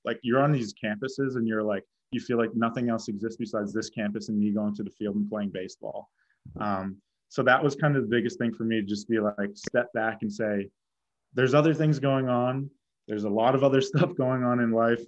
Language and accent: English; Boston, Massachusetts, United States; moved away as an adult; I'm from Boston.